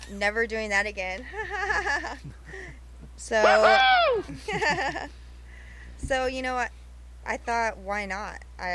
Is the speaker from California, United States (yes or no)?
yes; Riverside, California, United States; I was born in Riverside. Oh. Mm-hmm. So I lived there since the beginning of my life.